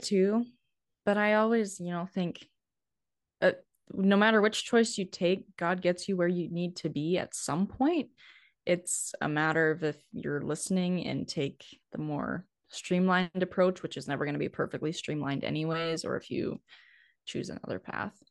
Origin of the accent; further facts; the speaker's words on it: Steele, North Dakota, United States; accent: northern; also born or lived in Nebraska; I'm originally from North Dakota. So my hometown is Steele, which is about forty miles east of Bismarck